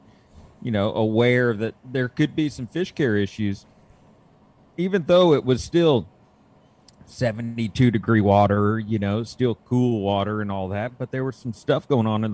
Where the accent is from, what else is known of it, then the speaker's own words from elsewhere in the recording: the South, United States; growing up in the South